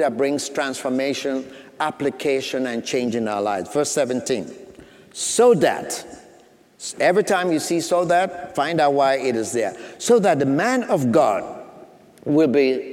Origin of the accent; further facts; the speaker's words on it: Sierra Leone; moved away; I grew up back in Sierra Leone, West Africa